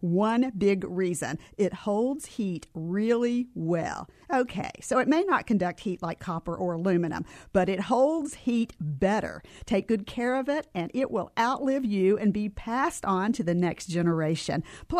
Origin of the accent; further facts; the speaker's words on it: Tennessee, United States; I grew up in Tennessee.